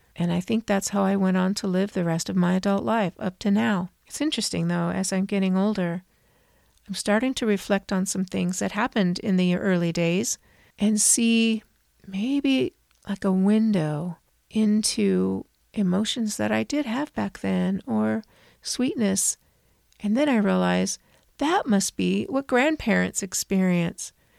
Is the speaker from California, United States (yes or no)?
yes; Southern California, United States; I'm from Southern California